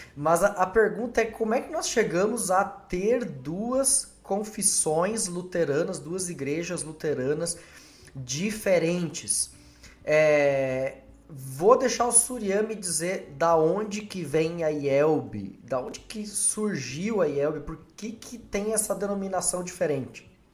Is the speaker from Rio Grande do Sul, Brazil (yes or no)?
no; Foz do Iguaçu, Paraná, Brazil; also born or lived in Medianeira, Paraná; Eu sou é, natural de Medianeira, no Paraná, me criei lá em Foz.